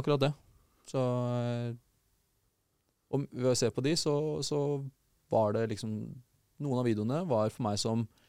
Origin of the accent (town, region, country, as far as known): Porsgrunn, Telemark, Norway; born or raised there